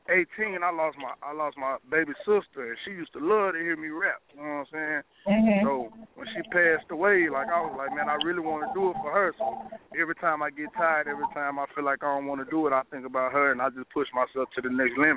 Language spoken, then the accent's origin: English; Pine Bluff, Arkansas, United States; I'm I'm from Pine Bluff, Arkansas. Way out